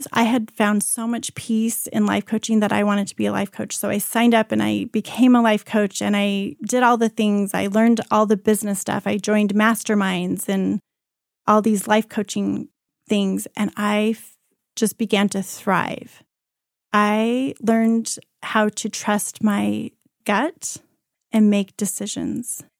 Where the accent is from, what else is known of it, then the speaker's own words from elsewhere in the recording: Colorado, United States; also born or lived in Cuba / Hong Kong; I was born in Cuba. I lived most of my life in Colorado in my younger years, and this is where I went to high school.